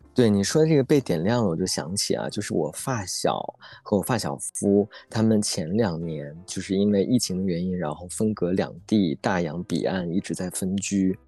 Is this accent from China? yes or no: yes; Northeast China, China; accent: Northeastern; 我们东北话